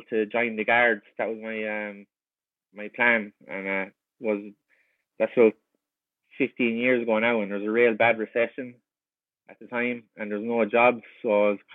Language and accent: English; Kilkenny, Leinster, Ireland; moved away as an adult; now in Vancouver, Canada; Growing up in Kilkenny